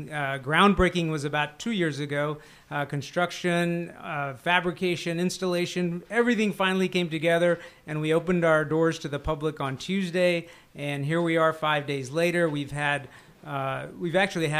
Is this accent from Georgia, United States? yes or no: no; Arlington, Texas, United States; also born or lived in Vadodara, India / Memphis, Tennessee / Chicago; now in Houston, United States; I came here when I was 2. Oh. So I was raised here in Arlington.